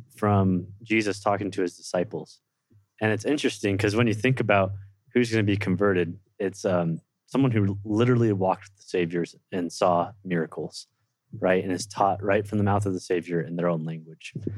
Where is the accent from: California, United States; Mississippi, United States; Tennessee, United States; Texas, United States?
California, United States; Livermore; born or raised there; now in Provo, United States